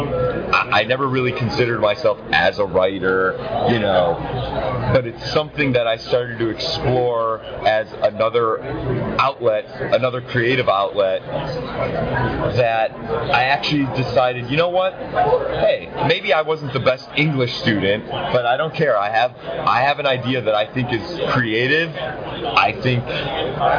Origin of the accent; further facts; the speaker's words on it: Cleveland, Ohio, United States; I'm from Cleveland.